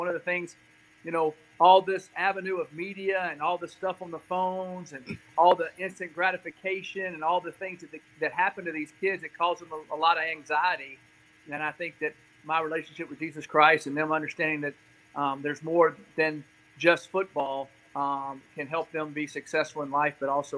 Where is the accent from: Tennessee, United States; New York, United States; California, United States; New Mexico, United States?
Tennessee, United States; Nashville; I'm from Nashville, Tennessee, originally. I moved around a lot, but that's home.